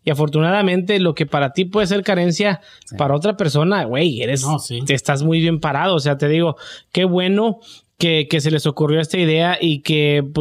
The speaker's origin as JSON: {"language": "Spanish", "town": "Lagos de Moreno", "region": "Jalisco", "country": "Mexico", "said": "Soy de Lagos de Moreno, Jalisco. Un saludito"}